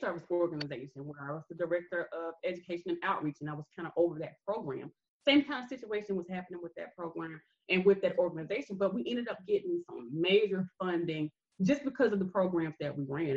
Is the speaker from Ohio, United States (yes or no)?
no; Greenville, Alabama, United States; I'm from Greenville, Alabama